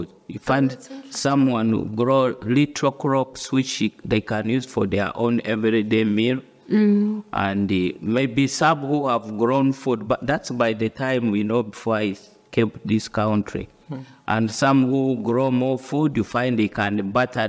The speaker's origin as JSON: {"language": "English", "country": "Uganda", "tie": "born or raised there", "moved": "as an adult", "lives_now": "United Kingdom", "said": "I come from Uganda, and born in the rural family"}